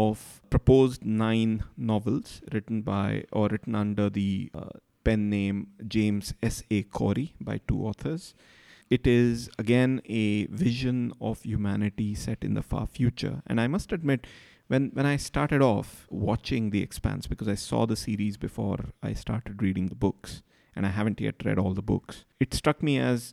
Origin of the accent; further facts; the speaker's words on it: rural Maharashtra, India; rural Maharashtra near where I grew up